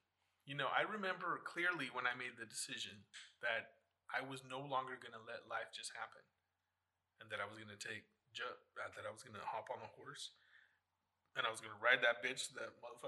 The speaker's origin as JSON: {"language": "English", "region": "New York", "country": "United States", "said": "Then, I'm from New York. I'm from New York. Okay, we're here on the East Coast."}